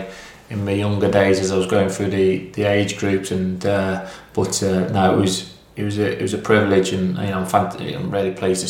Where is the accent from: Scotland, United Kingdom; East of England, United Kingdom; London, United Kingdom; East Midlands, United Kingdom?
East Midlands, United Kingdom; Mansfield; it was always my dream to play for my hometown team. You know, I was a Mansfield fan. My granddad used to take me to the games. He was a steward at the club. So I lived a mile away from the ground in Ladybrook, a rough town in Mansfield.